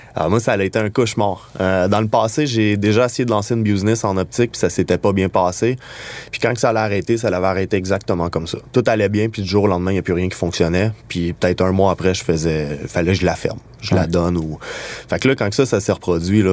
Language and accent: French; Montreal, Quebec, Canada; on vient de Montréal, puis qu'on design les produits d'ici